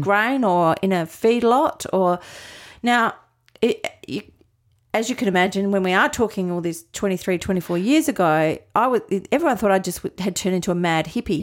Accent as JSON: {"language": "English", "town": "Adelaide", "region": "South Australia", "country": "Australia", "tie": "born or raised there", "also_born_or_lived": "Melbourne / Sydney", "moved": "as an adult", "said": "in Adelaide, so born and bred here"}